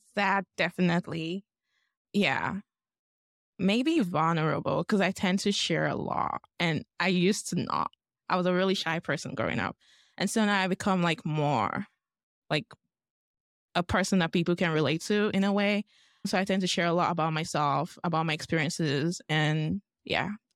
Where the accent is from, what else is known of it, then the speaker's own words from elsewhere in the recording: Lagos, Nigeria; moved away as an adult; now in Boise, United States; I'm from Lagos, Nigeria. I'm also from the Yoruba tribe, and that's, like, my parents' tribe. I grew up in Nigeria all of my life, and I came here for college